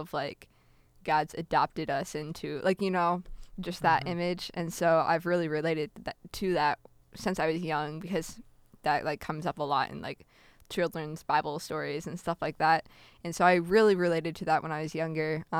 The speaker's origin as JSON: {"language": "English", "town": "Peoria", "region": "Illinois", "country": "United States", "tie": "born or raised there", "also_born_or_lived": "Novosibirsk, Russia / Wisconsin", "said": "I'm from the Peoria, Illinois area"}